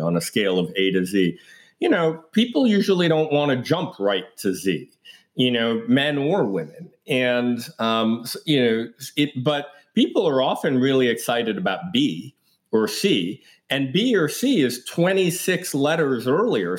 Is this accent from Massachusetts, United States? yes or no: no; New York City, New York, United States; I grew up in Greenwich Village in Manhattan